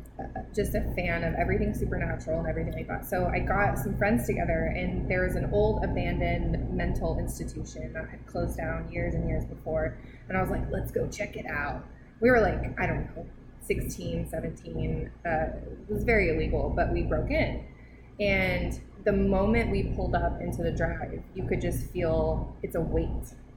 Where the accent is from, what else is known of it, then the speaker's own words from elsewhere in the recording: Iowa, United States; When I was a kid, I grew up in Iowa, so there's a lot of creepy places in Iowa.